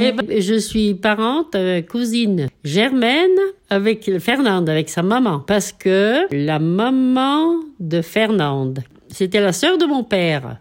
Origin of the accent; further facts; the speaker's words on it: Notre-Dame-de-Bellecombe, Auvergne-Rhône-Alpes, France; je suis née à Notre-Dame de Bellecombe le 20 novembre 1938.